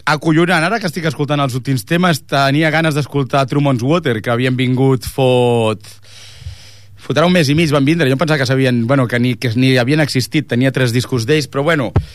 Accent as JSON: {"language": "Catalan", "town": "Ripollet", "region": "Catalonia", "country": "Spain", "said": "nosaltres som de Ripollet"}